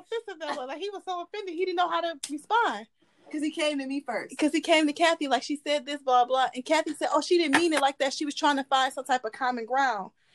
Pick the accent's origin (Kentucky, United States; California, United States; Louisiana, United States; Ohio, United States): Ohio, United States; I'm from Ohio